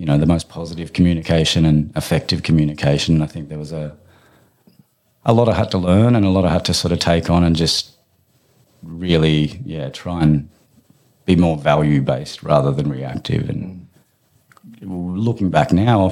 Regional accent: mid-North Coast, New South Wales, Australia; also born or lived in Bundaberg, Queensland / Tamworth / Brisbane / Uluru; I landed on the mid-north coast at 7 years old and lived with my wonderful auntie Robin

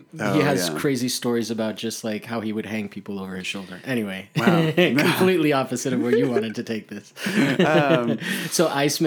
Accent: Miami, Florida, United States; And I was like, I come from Miami where it's like, let's not go out. It's sticky.

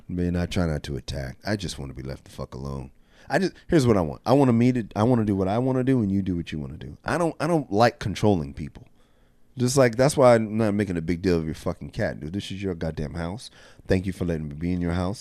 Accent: Rialto, California, United States; I'm from Rialto, California

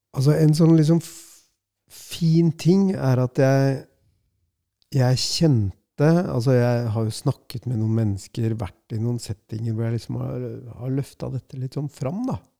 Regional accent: Norway; jeg er fra Norge, jeg er 51 år gammel

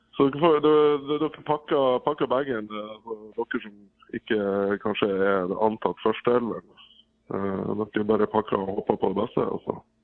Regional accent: Bodø, Nordland, Norway; Jeg er jo fra Bodø sjøl

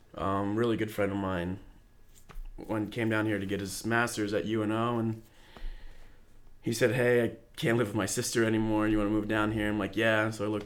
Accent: Dallas, Pennsylvania, United States; I'm from Dallas, Pennsylvania, which no one's ever heard

